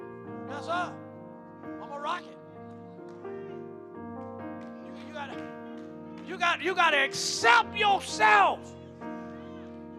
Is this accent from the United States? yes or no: yes; New York, United States; I don't care if you come from New York, and you know I'm from New York, and you know we talk like this